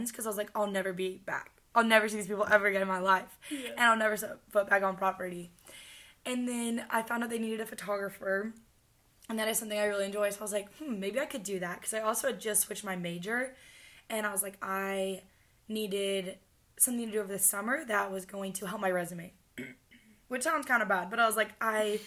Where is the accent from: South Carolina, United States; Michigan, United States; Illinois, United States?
Illinois, United States; moved away as an adult; now in Kentucky, United States; I'm from Illinois